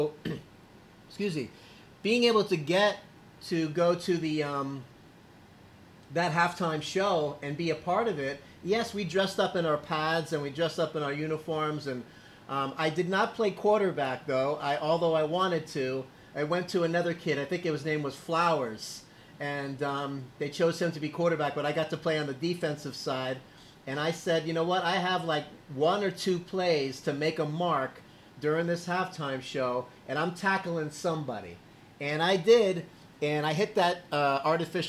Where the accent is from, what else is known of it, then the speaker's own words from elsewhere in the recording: Miami, Florida, United States; I was born in Miami